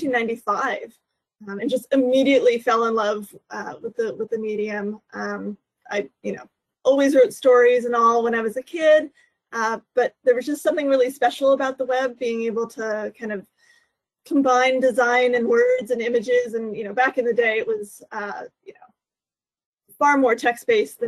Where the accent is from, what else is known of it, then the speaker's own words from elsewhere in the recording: Northern Virginia, United States; also born or lived in Papua New Guinea; I grew up in Northern Virginia, and that's where I live now.